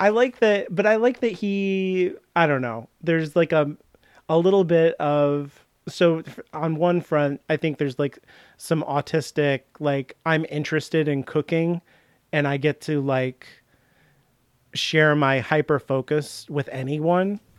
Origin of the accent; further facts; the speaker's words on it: United States; I'm American